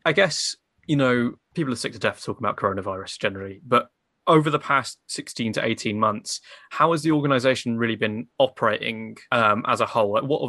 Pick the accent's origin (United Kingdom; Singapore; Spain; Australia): United Kingdom; Cornwall, South West England; I'm from Cornwall, I'm in Cornwall at the minute